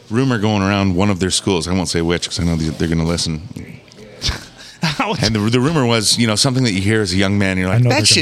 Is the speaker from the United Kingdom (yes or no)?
no; Calgary, Alberta, Canada; moved away as an adult; now in Michigan, United States; I grew up in Calgary, Alberta, Canada, in the Rocky Mountains, and playing hockey was everything